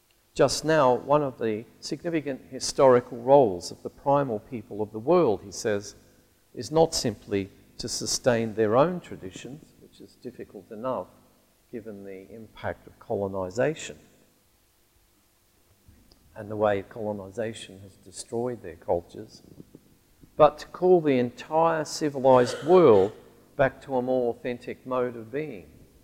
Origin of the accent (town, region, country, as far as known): Alice Springs, Northern Territory, Australia; born or raised there; moved away